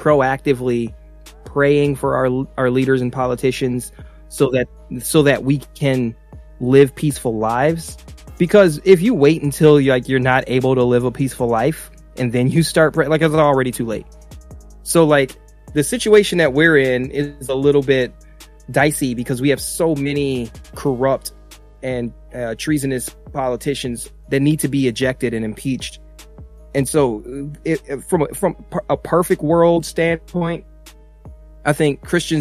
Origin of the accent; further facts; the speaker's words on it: United States; I'm an American